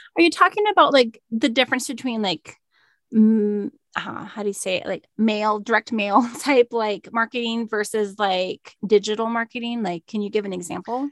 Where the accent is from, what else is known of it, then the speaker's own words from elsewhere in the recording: Minnesota, United States; I'm from Minnesota.